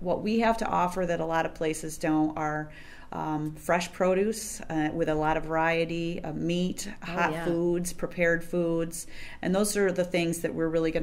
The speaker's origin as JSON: {"language": "English", "town": "Ovid", "region": "New York", "country": "United States", "tie": "born or raised there", "said": "I have really grown up in the grocery business and in that building"}